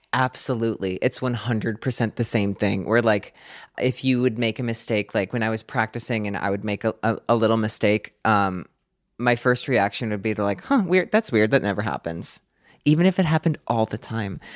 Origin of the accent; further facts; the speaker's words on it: Clarks Summit, Pennsylvania, United States; now in Hawthorne, United States; I grew up in a small town called Clark Summit, Pennsylvania